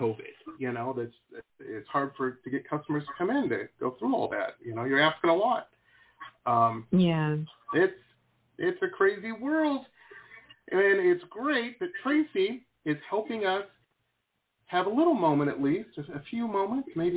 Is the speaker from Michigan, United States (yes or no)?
yes; Detroit, Michigan, United States; moved away; I grew up in Detroit